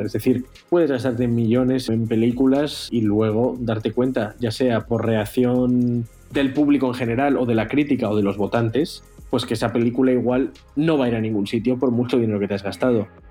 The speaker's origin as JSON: {"language": "Spanish", "country": "Spain", "moved": "yes", "lives_now": "Los Angeles, United States"}